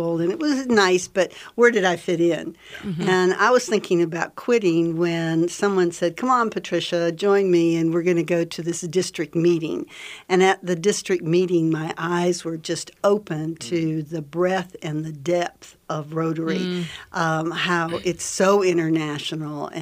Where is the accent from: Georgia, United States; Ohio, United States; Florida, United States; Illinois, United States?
Georgia, United States; accent: Southern; moved away as an adult; also born or lived in St. Louis, Missouri; now in Minnesota, United States; I grew up in St. Louis, and when we were in third grade, we moved down to Georgia, so I stayed down there for the rest of my time until I moved up here about 23 years ago